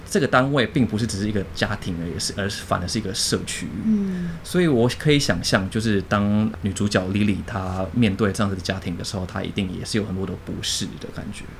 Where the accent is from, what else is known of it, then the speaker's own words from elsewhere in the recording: Jakarta, Indonesia; moved away; also born or lived in Singapore / Penang, Malaysia; 我是出生在印尼的 印尼华人，对，那我家爸爸妈妈都是印尼华人，都是一个大家庭